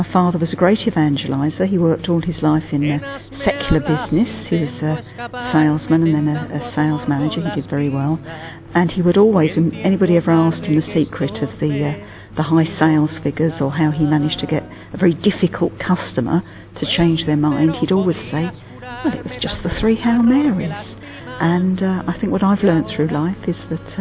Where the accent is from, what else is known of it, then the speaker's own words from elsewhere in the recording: London, United Kingdom; I'm English. I was born in London.